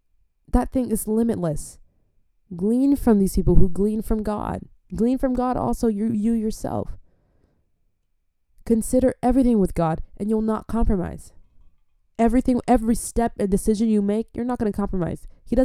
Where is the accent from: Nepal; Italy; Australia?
Australia; Adelaide, South Australia; I'm from Adelaide, Australia.